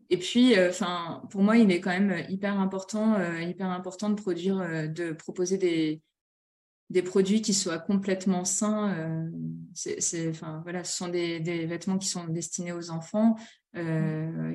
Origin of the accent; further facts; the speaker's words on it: Nord-Pas-de-Calais, Hauts-de-France, France; je suis originaire du Nord-Pas-de-Calais